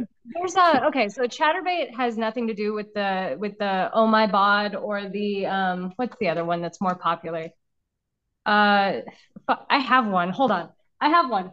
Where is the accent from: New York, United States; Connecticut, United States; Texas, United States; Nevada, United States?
Nevada, United States; Las Vegas; I'm from Las Vegas.